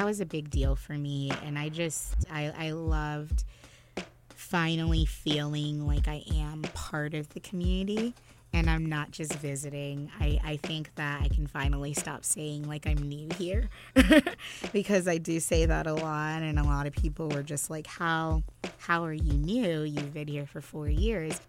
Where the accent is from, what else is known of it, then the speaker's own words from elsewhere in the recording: United States; We were both raised by first-generation immigrants, but she was born in St. Martin, and I was born here in the States.